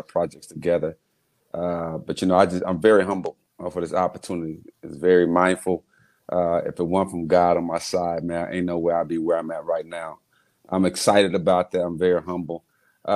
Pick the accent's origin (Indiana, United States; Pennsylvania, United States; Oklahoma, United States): Indiana, United States; Muncie; Growing up in Muncie in our homes and around the neighborhood